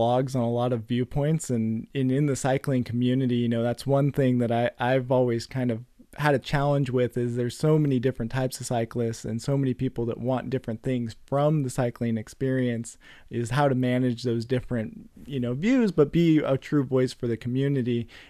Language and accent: English; Concord, California, United States; now in Stockton, United States; So I grew up in the East Bay and Concord and all over.